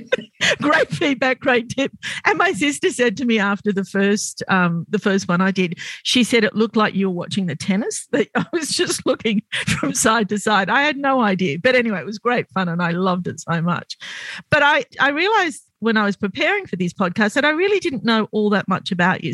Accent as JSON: {"language": "English", "town": "Sydney", "region": "New South Wales", "country": "Australia", "tie": "born or raised there", "said": "I grew up in Glebe, which was very, very white and very, very poor"}